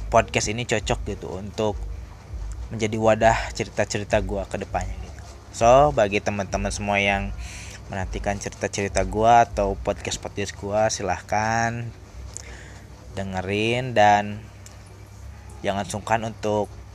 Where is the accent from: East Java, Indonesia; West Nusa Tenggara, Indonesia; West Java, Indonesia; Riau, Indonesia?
West Java, Indonesia; Purwakarta; gua asli Purwakarta, gua lahir di Purwakarta